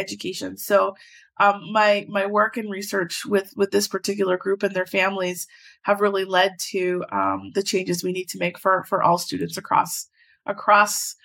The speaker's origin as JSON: {"language": "English", "town": "Edmonton", "region": "Alberta", "country": "Canada", "tie": "born or raised there", "said": "I am from Edmonton, born and raised from the north side. I grew up in Castle Downs"}